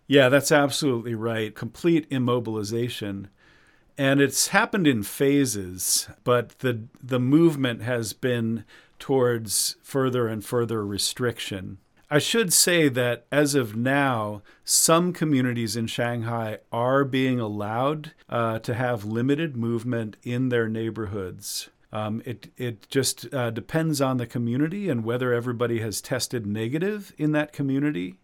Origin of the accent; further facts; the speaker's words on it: Massachusetts, United States; now in China; in Massachusetts, my home state